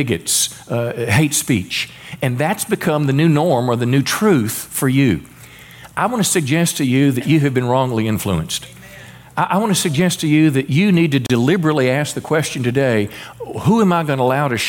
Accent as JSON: {"language": "English", "region": "Mississippi", "country": "United States", "tie": "born or raised there", "also_born_or_lived": "Memphis, Tennessee", "said": "raised in, you know, the country in Mississippi"}